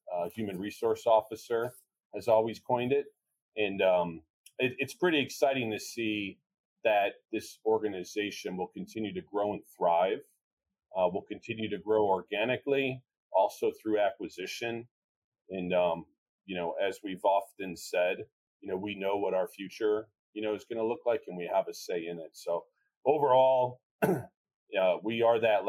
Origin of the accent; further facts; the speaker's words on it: Chicago, Illinois, United States; I'm from Chicago, it's all about an Italian cheesy beef.